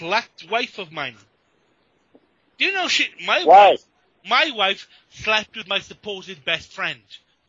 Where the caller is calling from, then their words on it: United Kingdom; Oh, I'm calling from the UK.